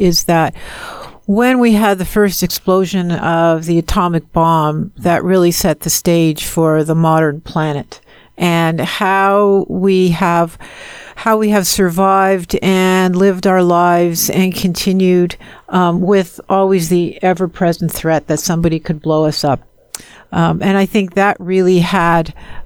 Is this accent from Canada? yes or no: yes; Montreal, Quebec, Canada; moved away; I'm from Montreal, and I was there during the October crisis